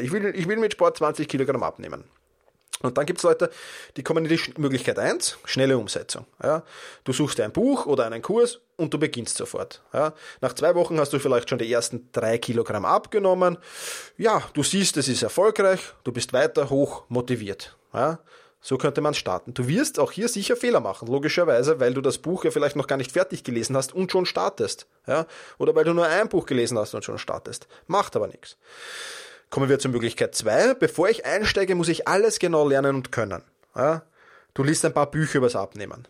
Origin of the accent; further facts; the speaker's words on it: Vienna, Austria; in Wien, in meiner Heimatstadt